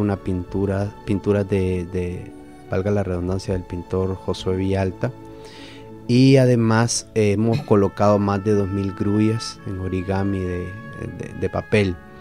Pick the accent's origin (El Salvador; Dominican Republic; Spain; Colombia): El Salvador; como salvadoreños